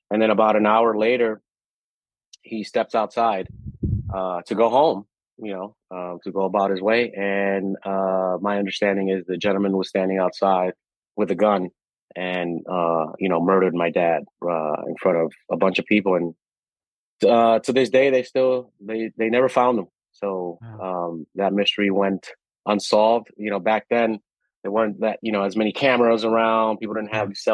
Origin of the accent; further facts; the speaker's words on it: Dominican Republic; born there; so I was born in the Dominican Republic.